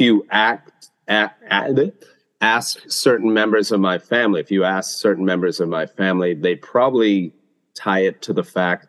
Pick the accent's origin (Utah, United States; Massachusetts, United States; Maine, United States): Massachusetts, United States; Boston; moved away as an adult; also born or lived in South Korea; now in Unnan, Japan; I'm originally from Boston, grew up on the mean streets of Southie, and now gentrified streets of Southie. I was just back there in spring.